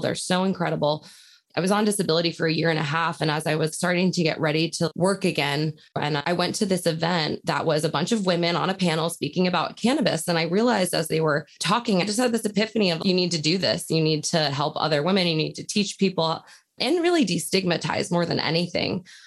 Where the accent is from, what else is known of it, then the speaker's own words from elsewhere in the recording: New York, United States; I grew up in New York in a very open home